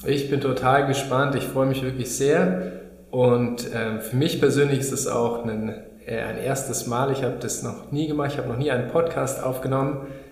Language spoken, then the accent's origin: German; Munich, Bavaria, Germany; moved away as an adult; also born or lived in Regensburg; now in Berlin, Germany; Ich komme ursprünglich aus München. Da bin ich äh, geboren worden und wurde da groß